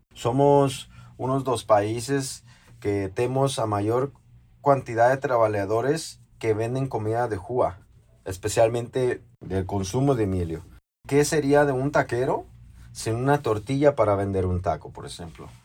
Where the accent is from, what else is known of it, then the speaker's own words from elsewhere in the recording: Mexico; now in São Paulo, Brazil; para nós, mexicanos